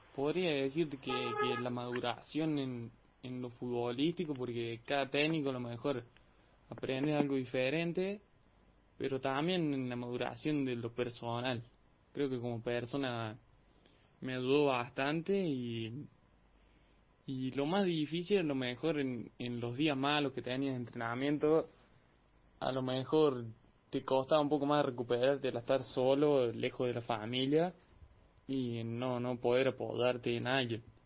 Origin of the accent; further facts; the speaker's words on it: General Cabrera, Córdoba, Argentina; acá en, mi pueblo, en Cabrera